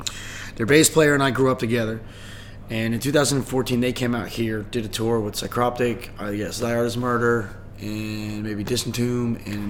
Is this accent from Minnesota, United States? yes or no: no; New Jersey, United States; I'm from New Jersey. Awesome. Yeah, so I've lived there my whole entire life, apart from maybe 1 year when I was in my late teens.